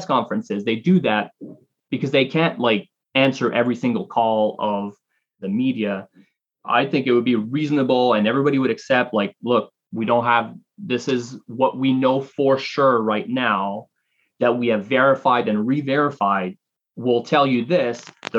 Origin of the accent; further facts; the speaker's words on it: Canada; moved away as an adult; now in United States; I'm Canadian and I've lived in the United States for almost 10 years now